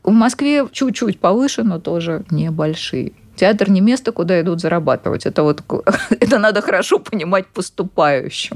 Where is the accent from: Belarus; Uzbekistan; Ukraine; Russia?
Uzbekistan; Tashkent; moved away; Я сама из Ташкента